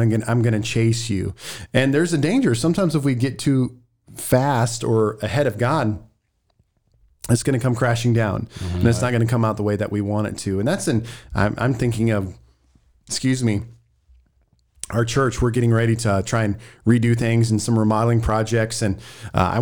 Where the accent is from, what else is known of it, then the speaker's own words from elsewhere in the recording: Missouri, United States; We're from Missouri